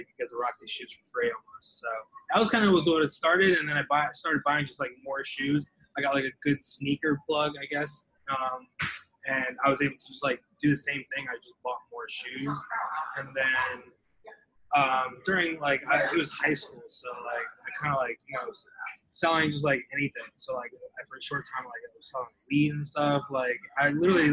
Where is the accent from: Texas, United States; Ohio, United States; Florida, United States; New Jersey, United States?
New Jersey, United States; Westwood; I am from Westwood, New Jersey.